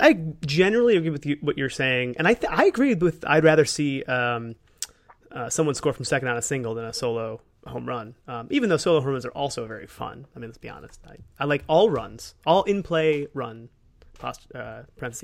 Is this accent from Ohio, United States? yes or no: yes; Cleveland, Ohio, United States; born or raised there